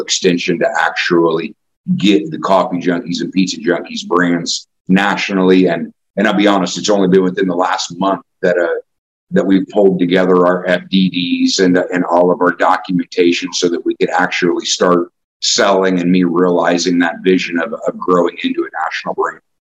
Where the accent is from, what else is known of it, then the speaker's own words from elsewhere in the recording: Indianapolis, Indiana, United States; also born or lived in Kokomo, Indiana; I, I, grew up in indianapolis